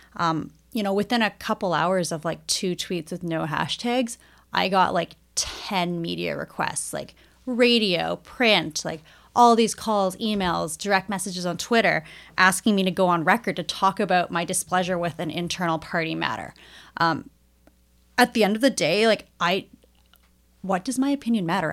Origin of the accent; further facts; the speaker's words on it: Edmonton, Alberta, Canada; I grew up in Edmonton. I went to public school here